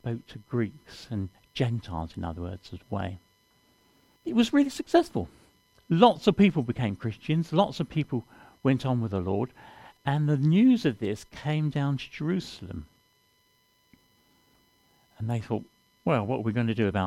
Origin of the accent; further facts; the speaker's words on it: London, United Kingdom; moved away; I come from London originally